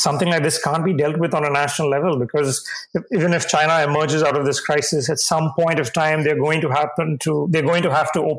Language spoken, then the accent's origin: English; Tamil Nadu, India; my home state, Tamil Nadu